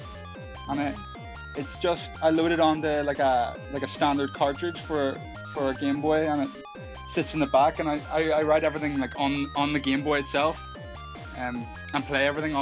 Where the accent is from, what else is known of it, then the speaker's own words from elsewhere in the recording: Northern Irish, Northern Ireland, United Kingdom; I'm a Northern Irish